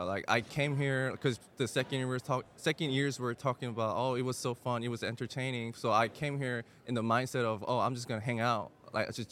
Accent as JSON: {"language": "English", "town": "Houston", "region": "Texas", "country": "United States", "tie": "born or raised there", "also_born_or_lived": "South Korea", "said": "I was born and raised in Houston, Texas since 2007. Before that, I was in Korea, and then I moved to Houston, Texas in 2007"}